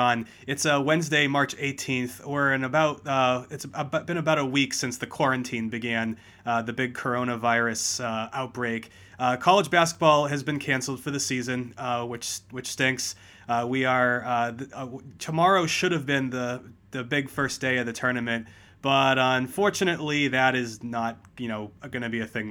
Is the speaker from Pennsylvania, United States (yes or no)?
no; Massachusetts, United States; I grew up in Massachusetts